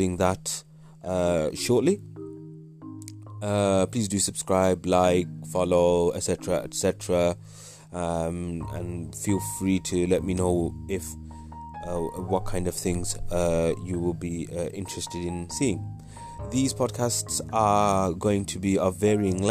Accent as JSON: {"language": "English", "region": "Midlands", "country": "United Kingdom", "tie": "born or raised there", "also_born_or_lived": "Wales / North of England", "said": "I was born in Wales, lived most of my life in the Midlands"}